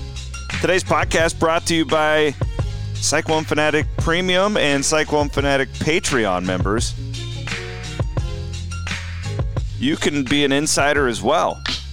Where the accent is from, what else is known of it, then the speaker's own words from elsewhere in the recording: Iowa, United States; because I grew up in Western Iowa, and I wasn't a Nebraska fan